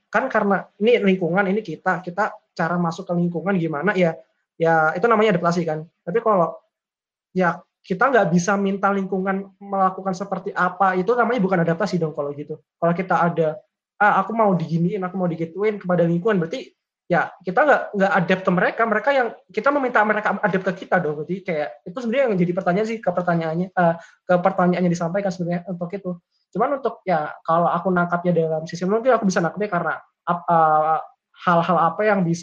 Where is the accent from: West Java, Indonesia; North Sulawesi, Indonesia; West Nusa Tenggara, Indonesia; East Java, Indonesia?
East Java, Indonesia; Kediri; Seperti misal kalau aku dari Kediri, misal masuk uh, ke UI, ya mungkin aku cari teman-teman yang Jawa Timur juga